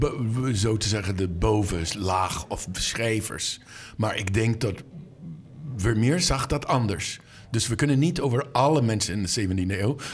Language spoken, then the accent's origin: Dutch; Boston, Massachusetts, United States; Dutch is a second language; moved away; Ik ben opgegroeid in Boston. Ik ging naar de Isabella Stewart Gardner Museum als kind